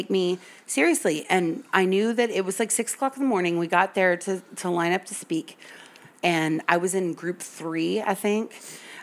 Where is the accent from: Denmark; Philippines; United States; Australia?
United States; the South; I'm from the South, and my meemaw taught me to say yes, ma'am, and no, sir